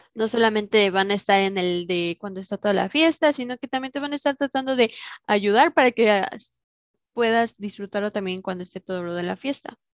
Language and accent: Spanish; Mexico; somos mexicanos